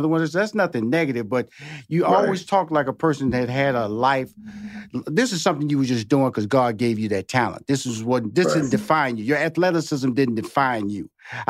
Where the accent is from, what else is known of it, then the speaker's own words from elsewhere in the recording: Houston, Texas, United States; And I was born and raised in Houston, Texas.